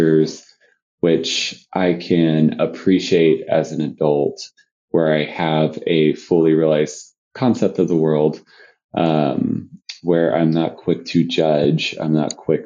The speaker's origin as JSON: {"language": "English", "town": "Killeen", "region": "Texas", "country": "United States", "tie": "born or raised there", "lives_now": "Austin, United States", "said": "I grew up in a city called Killeen, Texas"}